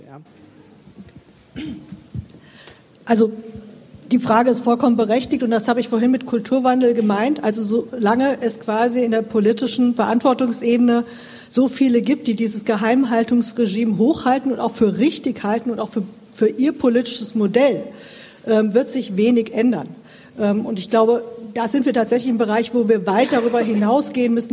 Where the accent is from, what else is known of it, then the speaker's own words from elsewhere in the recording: Thuringia, Germany; ich komme aus Thüringen